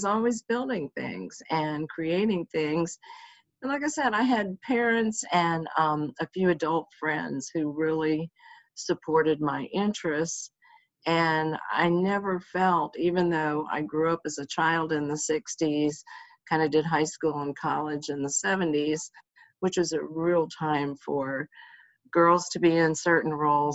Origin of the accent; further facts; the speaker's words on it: United States; I grew up outside of Washington, D.C.